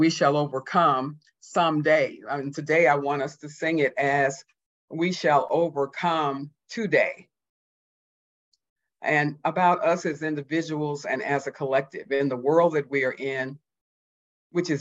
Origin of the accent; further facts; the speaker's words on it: Houston, Texas, United States; also born or lived in Mississippi; I was born in 1949 in Mississippi, grew up 6 weeks later through all my childhood in Houston, Texas